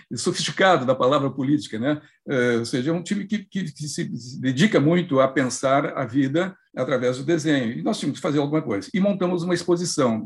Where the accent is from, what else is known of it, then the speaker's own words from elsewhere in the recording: Santo Ângelo, Rio Grande do Sul, Brazil; moved away; eu morava, eu sou de Santo Ângelo, que é o interior do Rio Grande do Sul